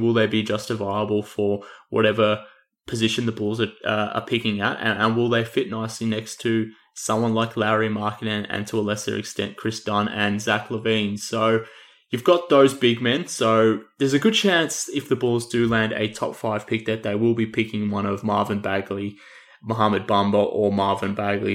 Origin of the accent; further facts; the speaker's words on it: Australia; accent: Australian; given my accent, um, you would pick up that I'm probably a bit of a homer when it comes to all things Matthew Dellavedova